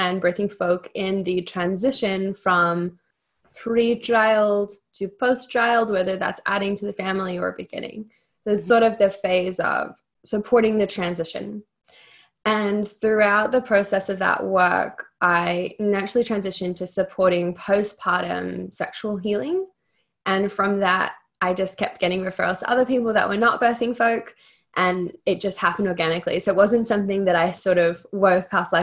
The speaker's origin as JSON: {"language": "English", "country": "Australia", "moved": "yes", "lives_now": "Los Angeles, United States", "said": "I'm Australian"}